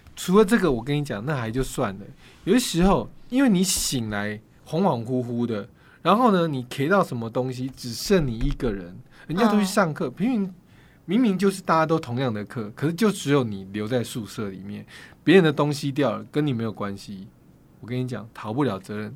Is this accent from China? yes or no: no; Yilan County, Taiwan; 我家乡在宜兰嘛